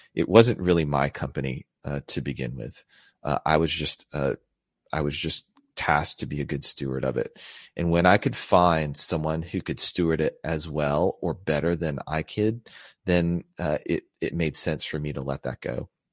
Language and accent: English; United States; I was born here in the States to Filipino immigrants.